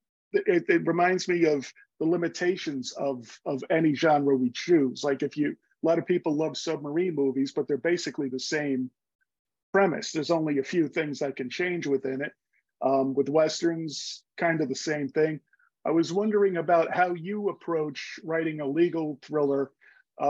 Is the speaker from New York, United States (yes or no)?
yes; New York City, New York, United States; I grew up in New York City and lived there my whole life